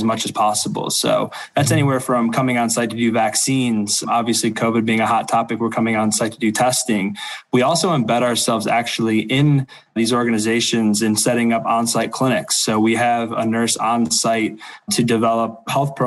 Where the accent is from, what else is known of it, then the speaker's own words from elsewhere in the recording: Toledo, Ohio, United States; moved away as an adult; now in Detroit, United States; I'm originally from Toledo, Ohio, and have recently moved up for my new role here at Henry Ford